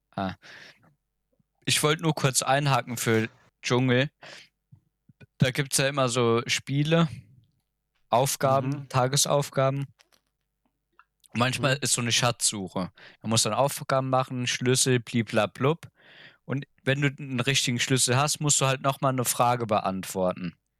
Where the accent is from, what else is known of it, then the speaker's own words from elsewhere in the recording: Germany; bei uns in Deutschland